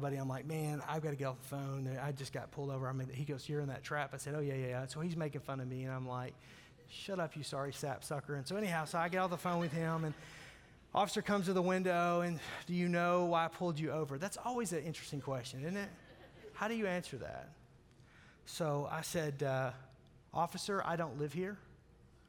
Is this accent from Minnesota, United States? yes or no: no; Arkansas, United States; I grew up in Arkansas